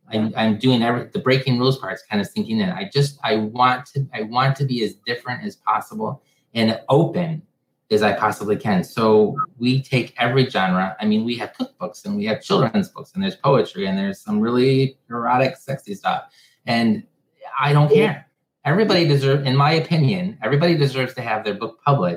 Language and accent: English; Michigan, United States; I'm from Michigan, and whenever you want to know if someone's going to go with you somewhere, you don't say, do you want to come with me? You say, do you want to go with?